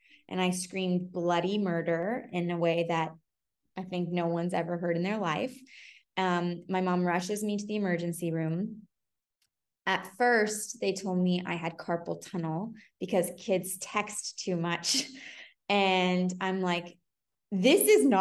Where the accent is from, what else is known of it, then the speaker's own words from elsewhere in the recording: San Francisco, California, United States; moved away as an adult; also born or lived in New York; I'm from San Francisco, born and bred